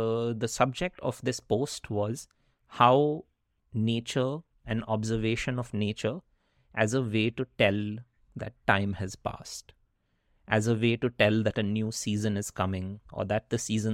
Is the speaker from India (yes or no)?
yes; India; also born or lived in Netherlands / Wisconsin, United States / Chicago, United States / Vancouver, Canada; now in Pacific Northwest; growing up in India is a very dense, human-packed urban experience